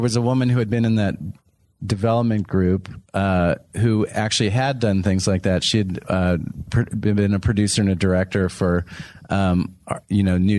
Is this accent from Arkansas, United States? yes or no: no; Texas, United States; moved away; Texas is my home state